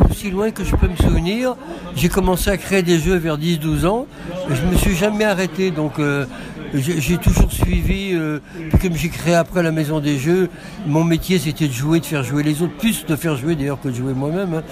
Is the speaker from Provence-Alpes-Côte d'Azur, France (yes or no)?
no; Lyon, Auvergne-Rhône-Alpes, France; now in Nîmes, France; je suis à Lyon, je suis né à Lyon, hein.